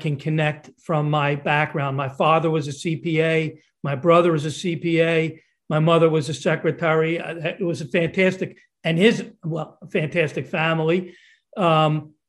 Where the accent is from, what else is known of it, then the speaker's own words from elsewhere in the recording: Lower Merion, Pennsylvania, United States; I grew up on the hard scrabble streets of Lower Merion, Pennsylvania